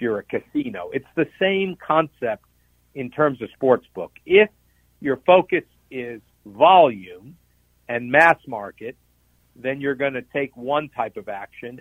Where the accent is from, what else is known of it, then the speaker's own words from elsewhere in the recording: Nevada, United States; I come from Nevada